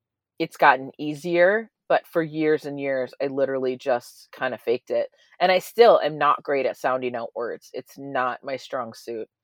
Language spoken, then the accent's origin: English; Minnesota, United States; growing up in Minnesota